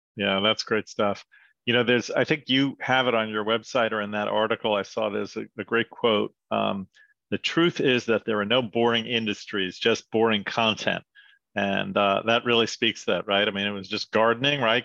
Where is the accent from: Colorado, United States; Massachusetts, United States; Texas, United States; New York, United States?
New York, United States; also born or lived in Wichita, Kansas; moved back to New York, where I was from